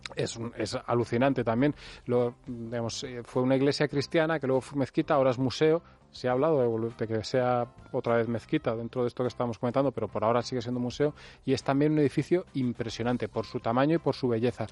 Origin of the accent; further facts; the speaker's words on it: Spain; soy español